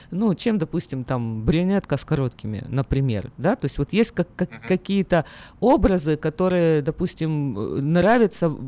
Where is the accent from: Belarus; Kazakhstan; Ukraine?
Ukraine; moved away as an adult; now in United States; Я из Украины приехал, мы постоянно сидели на диетах, постоянно худели. В Америке здесь нету такого ажиотажа.